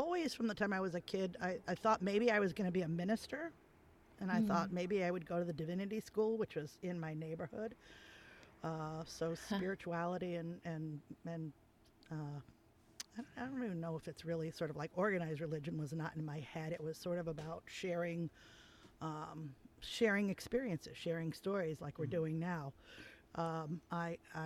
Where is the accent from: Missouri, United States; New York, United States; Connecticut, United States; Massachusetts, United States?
Connecticut, United States; New Haven; I grew up in New Haven.